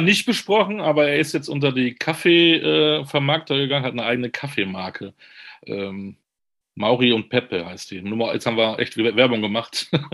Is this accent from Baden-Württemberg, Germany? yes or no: no; Münster, North Rhine-Westphalia, Germany; ich bin äh, Münsteraner